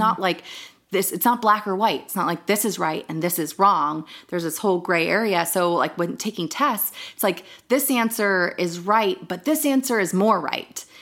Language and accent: English; Northern Virginia, United States; moved away as an adult